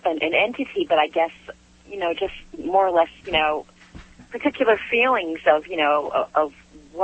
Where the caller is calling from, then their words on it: Michigan, United States; also born or lived in Rhode Island; I'm calling from Michigan.